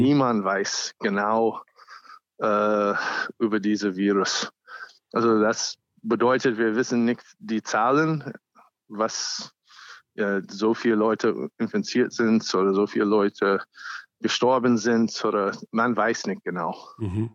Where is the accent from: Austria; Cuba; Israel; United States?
United States; German is a second language; now in Germany; ich bin auch ursprünglich Amerikaner